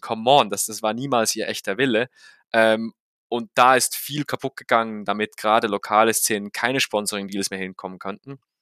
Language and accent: German; Switzerland; für mich als Schweizer